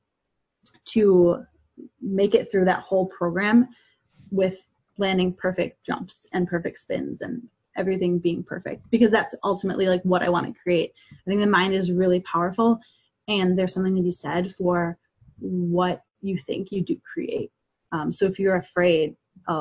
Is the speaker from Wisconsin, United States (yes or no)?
yes; Wisconsin, United States; Growing up in Wisconsin in a smaller town